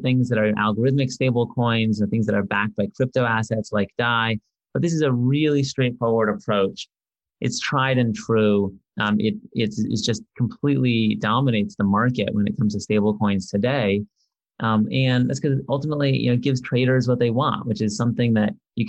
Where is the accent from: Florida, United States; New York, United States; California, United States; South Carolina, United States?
California, United States; San Diego; I grew up in San Diego